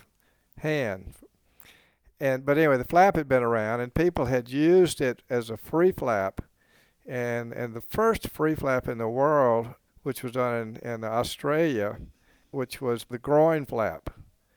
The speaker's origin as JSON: {"language": "English", "region": "South Carolina", "country": "United States", "also_born_or_lived": "New Orleans", "moved": "as an adult", "said": "I'm from South Carolina, even though I was practicing in New Orleans"}